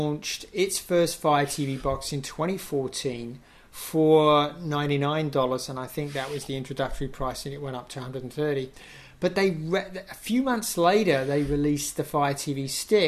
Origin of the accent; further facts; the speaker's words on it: England, United Kingdom; I'm English.